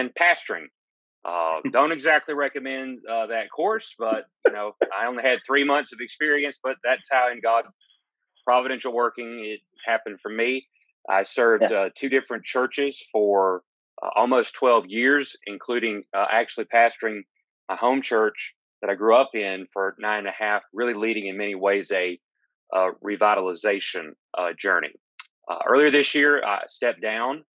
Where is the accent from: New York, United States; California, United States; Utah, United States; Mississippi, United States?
Mississippi, United States; Gulfport; I'm originally from Gulfport, Mississippi